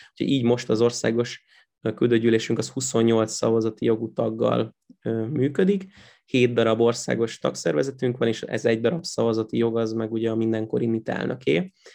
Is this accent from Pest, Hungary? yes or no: no; Pécs, Baranya, Hungary; moved away as an adult; Én Pécset születtem, meg ott, ott is nőttem föl, meg a legutóbbi időkig ott is laktam